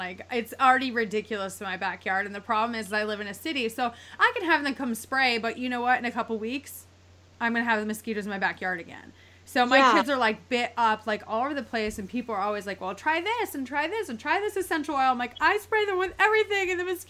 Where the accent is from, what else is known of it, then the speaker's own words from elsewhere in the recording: East Coast, United States; I'm from the East Coast. So I'm like East Coast girl. I've never been anywhere else in my entire life.